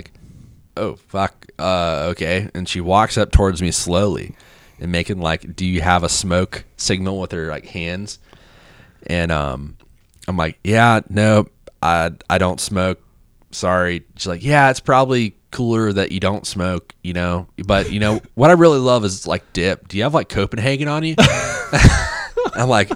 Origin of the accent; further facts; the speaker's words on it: Florida, United States; now in Clarksville, United States; I'm like, you know, from Florida.